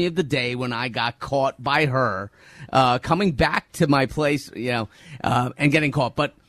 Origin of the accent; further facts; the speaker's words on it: Bergen County, New Jersey, United States; Growing up in Jersey, Bergen County, Jersey